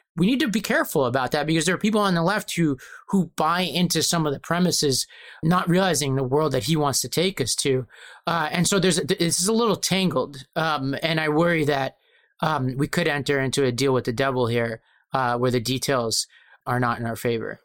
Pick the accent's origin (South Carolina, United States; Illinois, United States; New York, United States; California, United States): New York, United States; New York City; I was born in Brooklyn